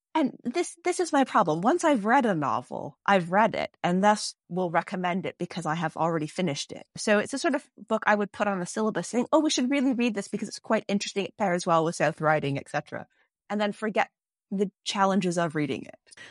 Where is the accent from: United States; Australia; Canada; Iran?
Canada; also in Canada. Not as much Canadian children's fiction or Y A fiction either growing up